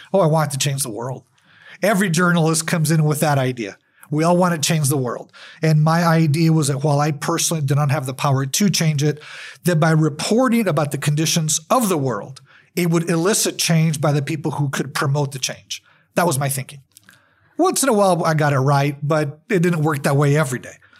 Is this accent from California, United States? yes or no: no; El Paso, Texas, United States; I'm from El Paso. I was born and raised here